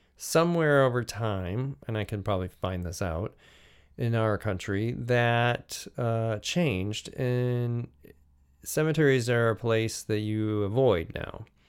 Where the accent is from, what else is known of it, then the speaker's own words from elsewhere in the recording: United States; Being an American